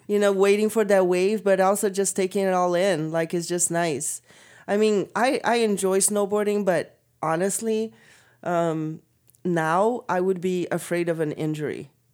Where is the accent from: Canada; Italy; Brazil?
Brazil; moved away; also born or lived in California; I'm forty-three, so, and I'm from Brazil